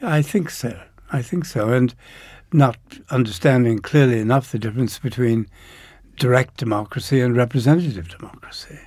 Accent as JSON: {"language": "English", "town": "Downers Grove", "region": "Illinois", "country": "United States", "tie": "born or raised there", "also_born_or_lived": "Chicago", "said": "just outside Chicago in, in a suburb called Downers Grove."}